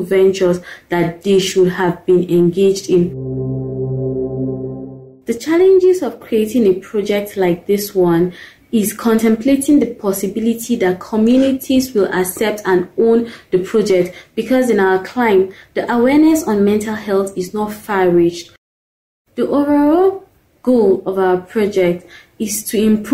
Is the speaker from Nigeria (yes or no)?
yes; Nigeria; I am from Nigeria